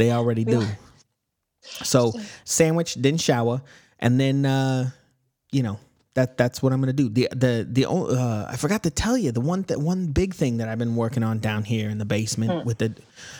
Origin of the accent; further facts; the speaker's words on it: Alabama, United States; I'm from Alabama. This is how people sound in Alabama.